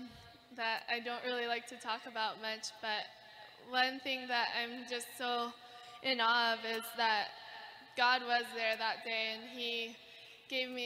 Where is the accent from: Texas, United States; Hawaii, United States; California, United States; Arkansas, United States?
Hawaii, United States; Kauai; growing up in Hawaii is incredible